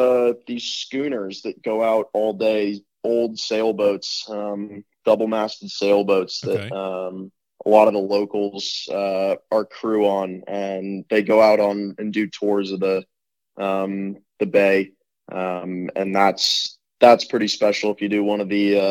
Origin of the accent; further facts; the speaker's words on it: Camden, Maine, United States; Yeah, it's kind of your classic tiny little New England harbor town. Everyone knows everyone.